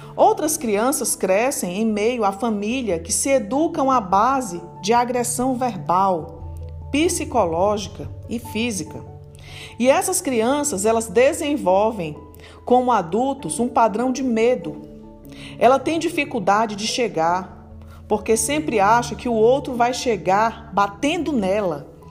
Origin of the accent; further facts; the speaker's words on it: Fortaleza, Ceará, Brazil; moved away; lá na minha terra, em Fortaleza